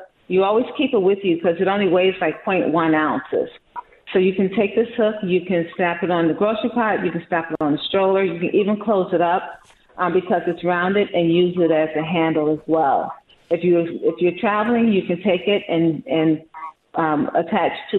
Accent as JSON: {"language": "English", "town": "Chicago", "region": "Illinois", "country": "United States", "said": "I'm from Chicago"}